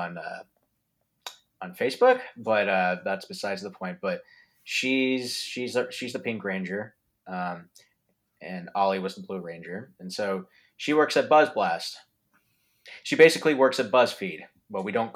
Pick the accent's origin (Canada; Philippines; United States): Philippines; I'm Filipino myself